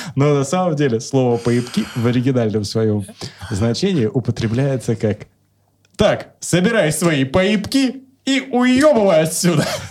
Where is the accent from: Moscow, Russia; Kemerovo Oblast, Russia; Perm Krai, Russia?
Kemerovo Oblast, Russia; Kemerovo; moved away; also born or lived in Novosibirsk; я из Кемерово родом